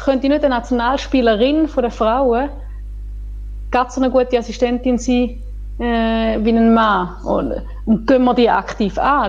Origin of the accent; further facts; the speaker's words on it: Switzerland; bei uns in der Schweiz